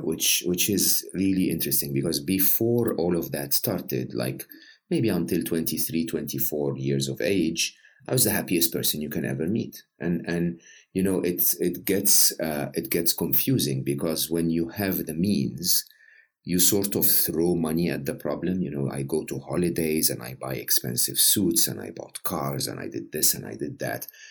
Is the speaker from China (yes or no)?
no; Egypt; I'm Egyptian, uh, born and raised in Egypt.